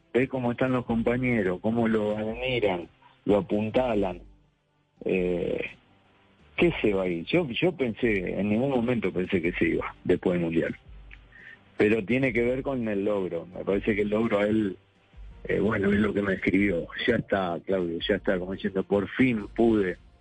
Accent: La Plata, Buenos Aires Province, Argentina; Estoy en sí, en mi ciudad, mi ciudad natal, en la ciudad de La Plata.

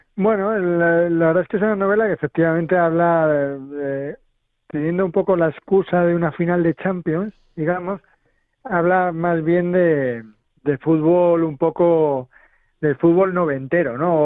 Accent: Madrid, Community of Madrid, Spain; yo también soy de Arganzuela, eh, más o menos de esa quinta

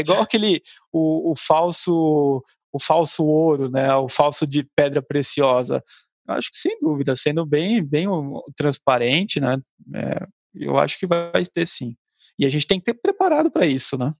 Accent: Cubatão, São Paulo, Brazil; eu sou aqui da, da região de Cubatão, né, é, próximo ao, ao, litoral

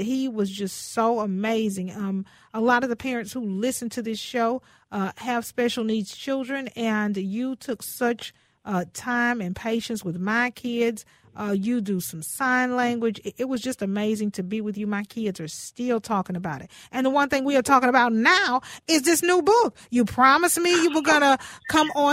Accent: Houston, Texas, United States; now in Minnesota, United States; I'm from Houston

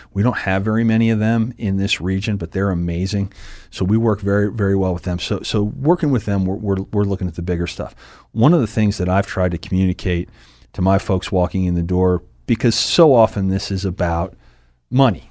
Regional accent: Harrisburg, Pennsylvania, United States; also born or lived in West Chester, Pennsylvania / Pottsville, Pennsylvania; I've lived here my, my, my, my, well, since I was three. I was born in Westchester outside of Philadelphia, but, uh, came to Pottsville after that and then been in the, in the Harrisburg area since then

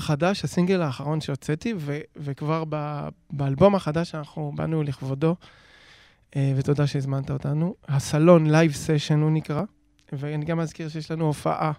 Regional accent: Jerusalem, Jerusalem District, Israel; אני ירושלמי

